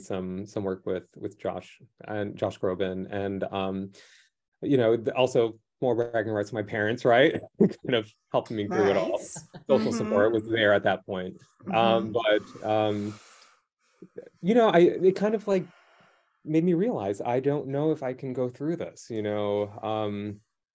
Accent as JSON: {"language": "English", "town": "New York City", "region": "New York", "country": "United States", "tie": "born or raised there", "said": "growing up in New York City school public system"}